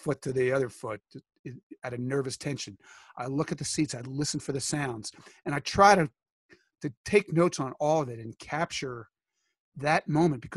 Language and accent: English; Philadelphia, Pennsylvania, United States; growing up in Philly